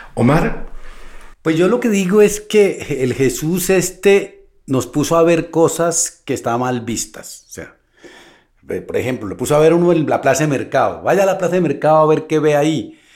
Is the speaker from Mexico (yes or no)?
no; Colombia; also born or lived in Bogotá; yo vengo de Colombia